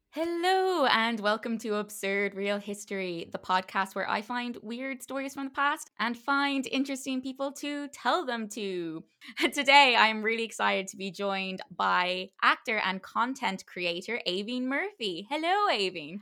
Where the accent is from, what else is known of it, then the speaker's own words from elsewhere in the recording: Ireland; it's part of being Irish